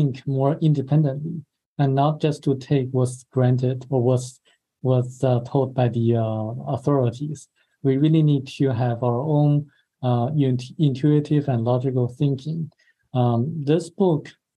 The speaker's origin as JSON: {"language": "English", "country": "China", "moved": "yes", "said": "my home country, China"}